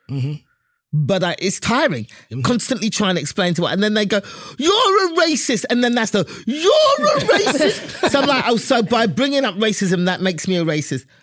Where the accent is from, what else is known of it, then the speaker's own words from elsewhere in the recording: England, United Kingdom; I mean, I'm from England. We never use that word.